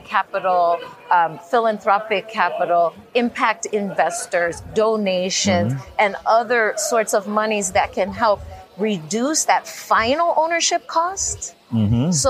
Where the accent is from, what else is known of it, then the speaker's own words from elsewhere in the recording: Chicago, Illinois, United States; We're from the Chicago area on the south side